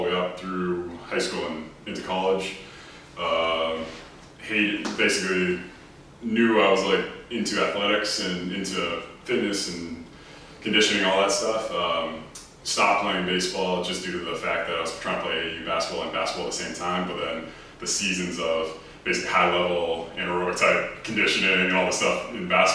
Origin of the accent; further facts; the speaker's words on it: Epsom, New Hampshire, United States; I'm originally from Epsom, New Hampshire, tiny little town. I actually still live in New Hampshire.